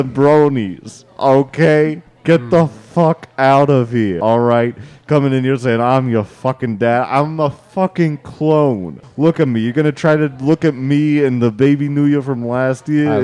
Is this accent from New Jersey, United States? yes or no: no; New York, United States; I'm from {S4} Spurs {S5} New York.